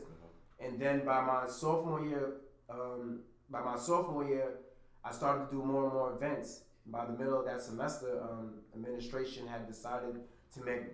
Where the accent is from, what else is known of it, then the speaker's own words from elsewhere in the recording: New York City, New York, United States; we grew up in Brooklyn at the time in 2007 to 2010, we had teen clubs